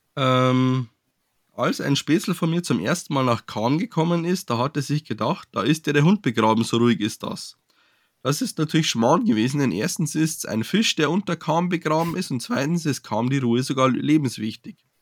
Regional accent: Furth im Wald, Bavaria, Germany; meiner Heimatstadt, die unter anderem für ein äh, Volksschauspiel mit dem größten Schreitroboter der Welt bekannt ist

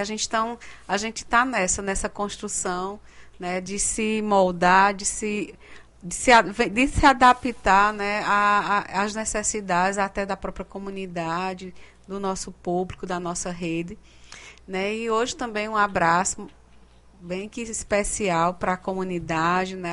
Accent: Cariri, Ceará, Brazil; accent: Cariri; vai sair com o sotaque, o sotaque cariri

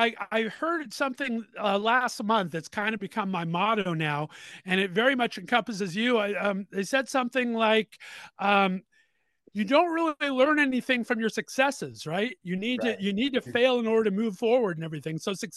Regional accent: West Covina, California, United States; I actually grew up in West Covina, California.

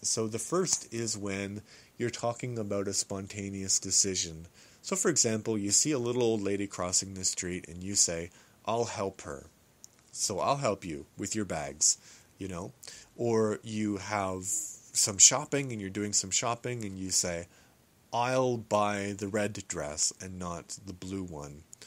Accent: Canada; I am a Canadian

